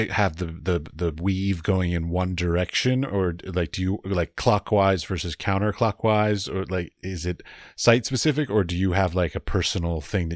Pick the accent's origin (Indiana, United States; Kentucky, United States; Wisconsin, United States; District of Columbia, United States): District of Columbia, United States; Washington; I grew up in Washington, D.C.